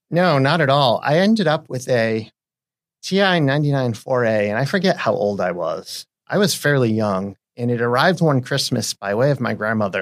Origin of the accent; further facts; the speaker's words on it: New England, United States; moved away as an adult; now in Seattle, United States; I am from New England.